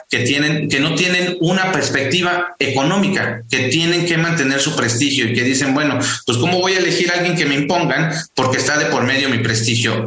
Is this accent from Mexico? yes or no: yes; Mexico City, Mexico; yo soy capitalino igual que todas y todos nosotros